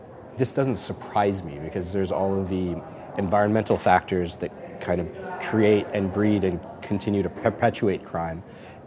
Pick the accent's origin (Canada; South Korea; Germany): Canada; being Canadian